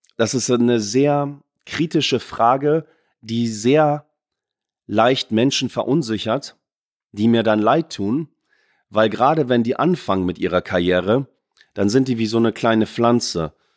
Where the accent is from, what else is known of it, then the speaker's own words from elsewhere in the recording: Oldenburg, Lower Saxony, Germany; moved away; in Oldenburg zu bleiben und meine Heimat